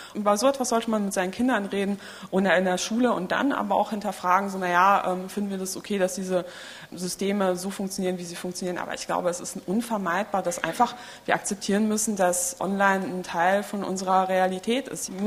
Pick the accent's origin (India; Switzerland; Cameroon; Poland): Poland; moved away; Ich bin in Polen geboren